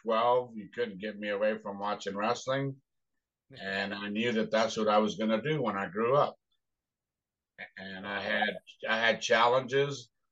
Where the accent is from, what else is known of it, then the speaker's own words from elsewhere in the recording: Tampa, Florida, United States; I grew up in a place, West Tampa, Florida. And my parents, you know, were my mom from Cuba, my father from Spain.